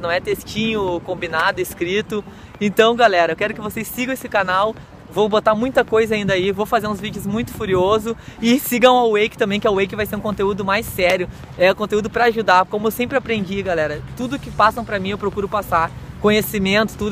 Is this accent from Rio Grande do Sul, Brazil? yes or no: yes; Porto Alegre, Rio Grande do Sul, Brazil; sair lá do sul, sair da minha terra